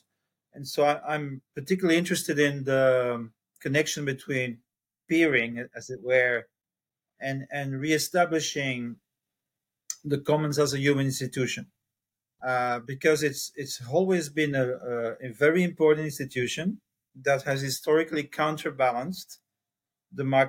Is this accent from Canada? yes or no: no; Belgium; now in Chiang Mai, Thailand; I'm from Belgium. I have four children. I'm 65 and I live in Chiang Mai, northern Thailand.